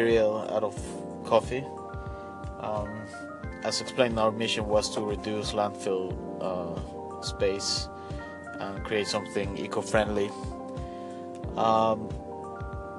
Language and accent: English; Bolivia; We're three friends from Bolivia, and we grew up together